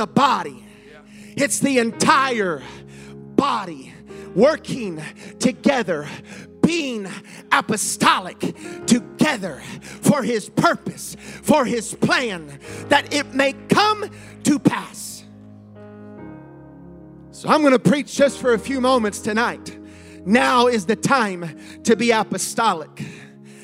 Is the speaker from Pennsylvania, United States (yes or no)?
no; Ohio, United States; I grew up in Ohio